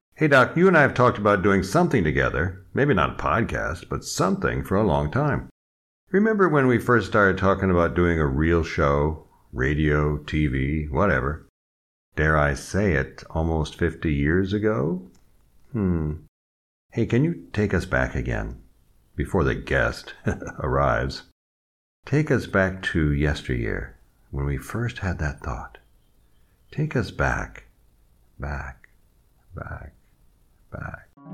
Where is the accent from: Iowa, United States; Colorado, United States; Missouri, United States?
Iowa, United States; Des Moines; also born or lived in Chicago / Omaha / San Diego; now in France; I was born in Des Moines, Iowa